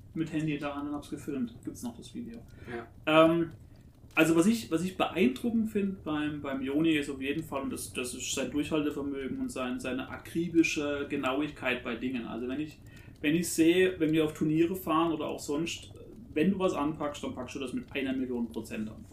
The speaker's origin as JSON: {"language": "German", "area": "a village near Karlsruhe", "region": "Baden-Württemberg", "country": "Germany", "tie": "born or raised there", "said": "ich bin ja auch im Dorf aufgewachsen. Und ich habe aber immer den, den, Bezug nach Karlsruhe gehabt"}